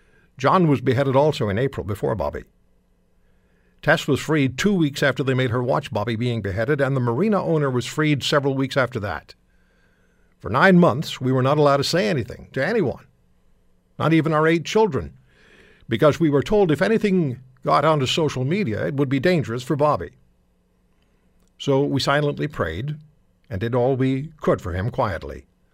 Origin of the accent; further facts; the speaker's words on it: Canada; I am Canadian. I love my country.